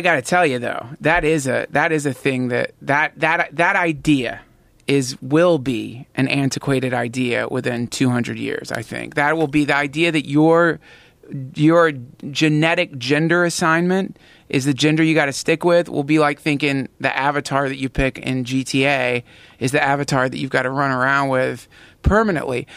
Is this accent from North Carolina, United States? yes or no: yes; North Carolina, United States; I grew up in North Carolina.